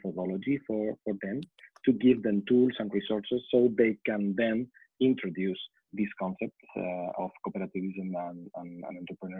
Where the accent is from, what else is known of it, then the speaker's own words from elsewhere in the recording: Spain; We are from Spain